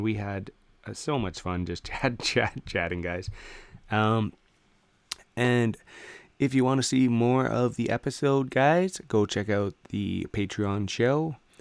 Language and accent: English; Canada; I'm a Canadian guy